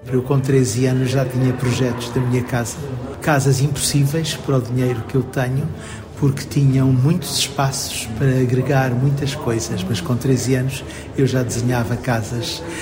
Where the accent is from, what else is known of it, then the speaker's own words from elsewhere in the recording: Maputo, Mozambique; now in Portugal; da terra onde eu nasci, que é muito longe daqui